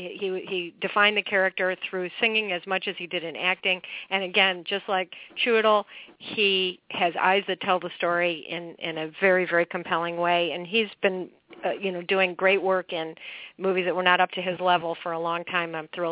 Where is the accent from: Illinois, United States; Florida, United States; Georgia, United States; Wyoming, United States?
Illinois, United States; Glencoe; He's also from my hometown of Glencoe, Illinois